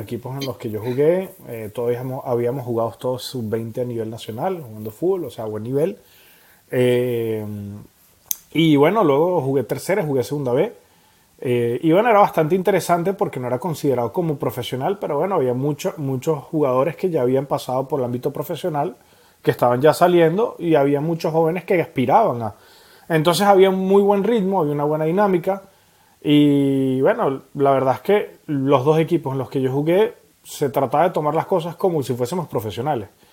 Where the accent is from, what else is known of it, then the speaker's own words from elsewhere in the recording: Venezuela; now in Montpellier, France; como buenos venezolanos que somos, comiendo arepas